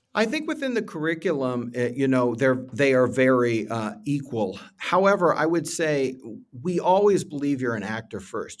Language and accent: English; Findlay, Ohio, United States; I'm from Findlay, Ohio. I was a show choir kid from Findlay, Ohio back in the day